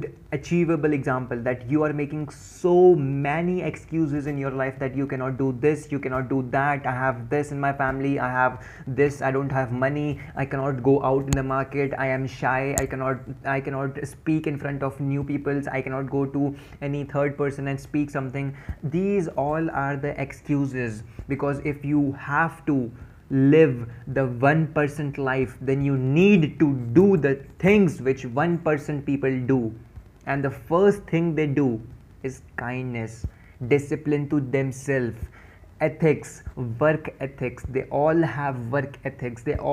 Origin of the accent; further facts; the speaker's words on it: Dehradun, Uttarakhand, India; I'm from Dehradun.